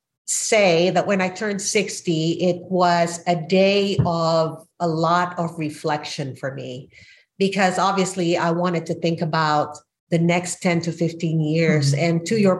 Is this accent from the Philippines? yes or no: yes; Philippines; moved away as an adult; now in United States; I am an immigrant from the Philippines who moved to the United States as a mature adult at 27